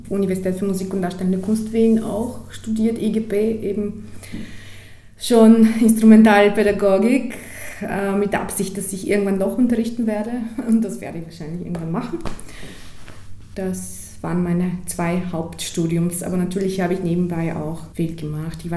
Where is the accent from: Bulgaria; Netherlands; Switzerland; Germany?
Bulgaria; German is a second language; moved away as an adult; now in Austria; Ich bin in Bulgarien geboren und dort aufgewachsen und ähm, mein erstes Schlagzeugunterricht, eben mein erster Lehrer war auch in Bulgarien. Dann habe ich äh, eben dort maturiert und bin ziemlich sofort nach Österreich gekommen.